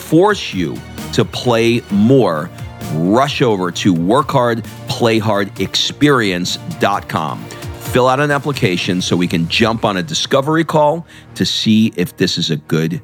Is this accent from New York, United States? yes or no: yes; New York City, New York, United States; also born or lived in Brooklyn; my family escaped to the suburbs of Queens.